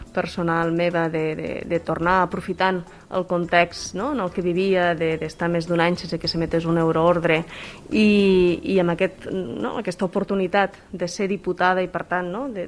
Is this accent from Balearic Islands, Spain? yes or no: no; Vallfogona de Balaguer, Catalonia, Spain; also born or lived in Brussels, Belgium; sóc de Pagona de Balaguer